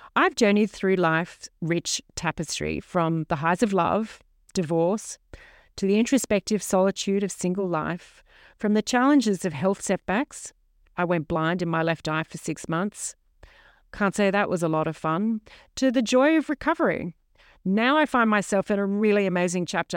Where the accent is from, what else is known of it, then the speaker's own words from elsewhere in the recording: Sydney, New South Wales, Australia; now in mid-north coast, New South Wales, Australia; I was raised in Middle Harbour, Sydney